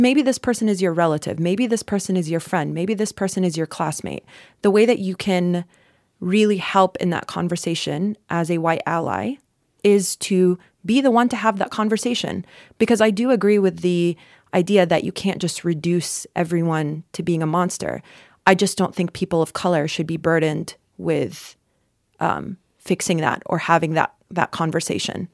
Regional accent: North Carolina, United States; I'm from North Carolina

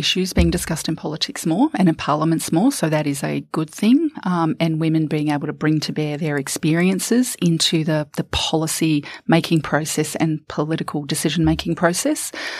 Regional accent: New Zealand; moved away as an adult; now in Australia; I'm originally from New Zealand

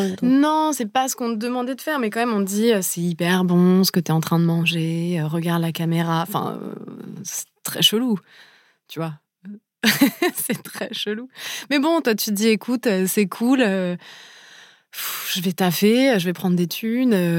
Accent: Paris, Île-de-France, France; j'ai grandi à Paris

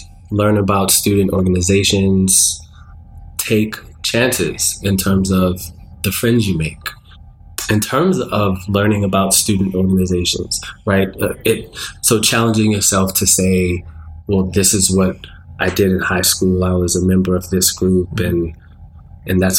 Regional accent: Baltimore, Maryland, United States; also born or lived in England; as an American, you know, from East Baltimore

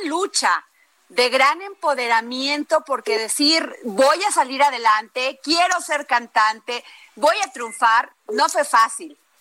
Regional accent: Veracruz, Mexico; yo sí soy veracruzana

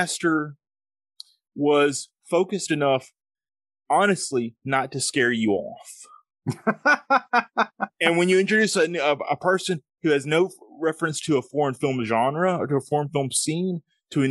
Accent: the South, United States; accent: Southern; I've got an accent. I'm from the South in America, so we talk with thick accents

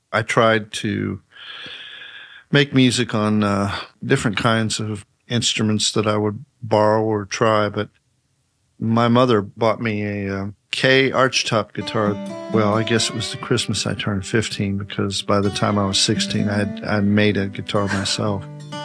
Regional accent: Mount Sterling, Kentucky, United States; In Mount Sterling, Kentucky.

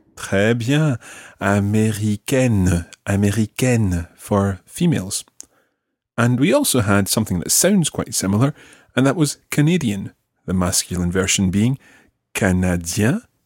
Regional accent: Glasgow, Scotland, United Kingdom; now in Pornic, France; I come from Glasgow, but I live here in Pornic.

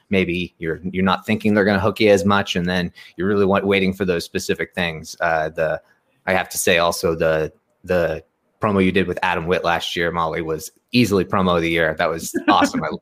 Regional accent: Canada; I'm, Canadian

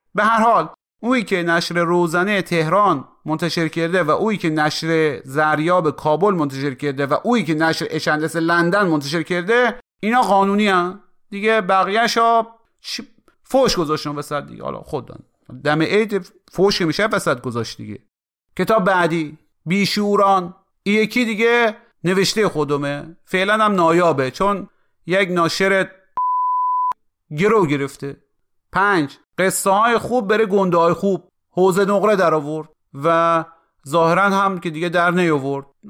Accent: Khorasan, Iran; ما به عنوان یک خراسانی

